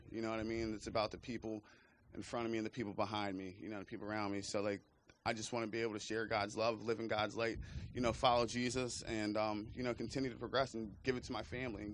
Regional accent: Chester County, Pennsylvania, United States; moved away as an adult; also born or lived in Bucks County, Pennsylvania; I'm originally from Chester County, PA.

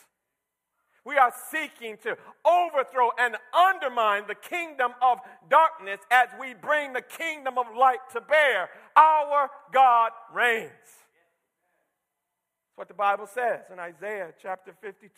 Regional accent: Michigan, United States; when I was a young boy growing up in Michigan, we, out in the countryside

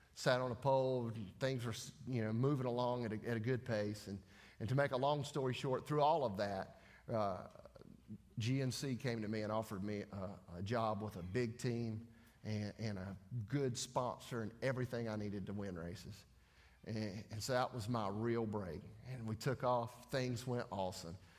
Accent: Denver, North Carolina, United States; I'm from Denver, North Carolina, which is right down the road from Mooresville

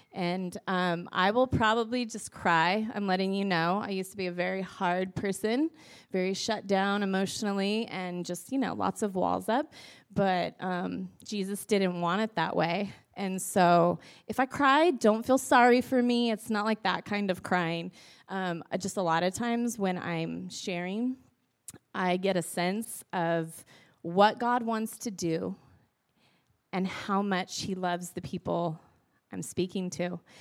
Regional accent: Northern California, United States; now in Vancouver, Washington, United States; Pete and I, we both grew up in Northern California

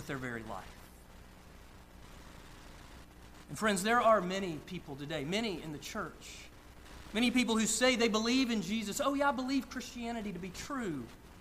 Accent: Northeast Georgia, United States; I grew up in Northeast Georgia, about an hour from downtown Atlanta

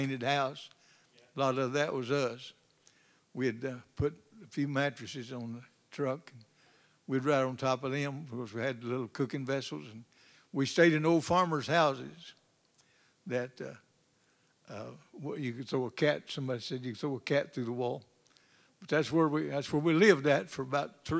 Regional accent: North Arkansas, United States; moved away; I was not raised here. I was raised in North Arkansas

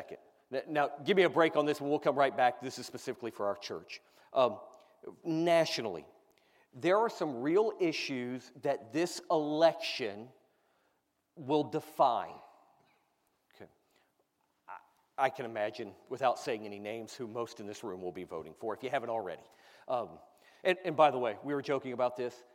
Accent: United States; I, as an American

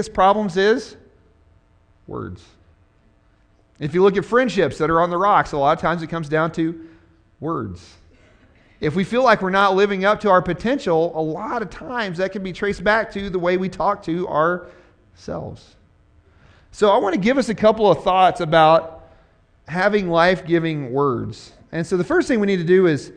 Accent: Missouri, United States; I'm from Missouri

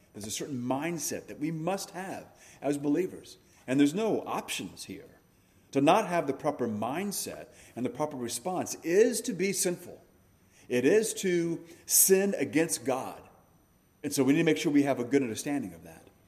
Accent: United States; we are Americans first and we're Christians second

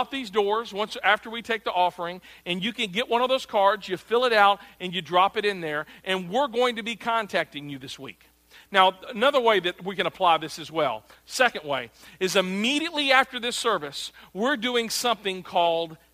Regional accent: Arkansas, United States; I'm from Arkansas

